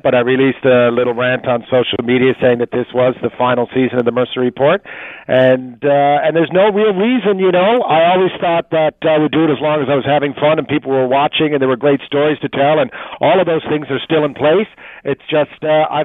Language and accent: English; Newfoundland and Labrador, Canada; growing up in Newfoundland